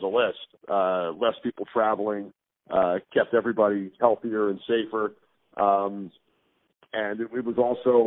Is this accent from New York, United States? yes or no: yes; Long Island, New York, United States; I grew up on Long Island, so I went to a lot of Islander games.